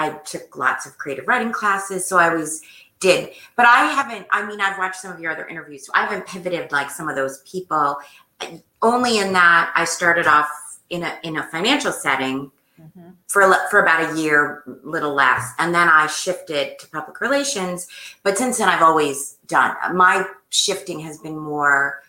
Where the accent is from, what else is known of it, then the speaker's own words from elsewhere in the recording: New Jersey, United States; also born or lived in Boston / Washington, D.C. / New York / Philadelphia; I grew up in New Jersey, where I still live